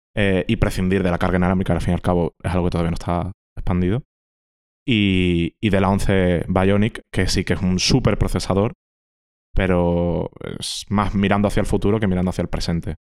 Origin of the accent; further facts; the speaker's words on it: Andalusia, Spain; yo que soy andaluz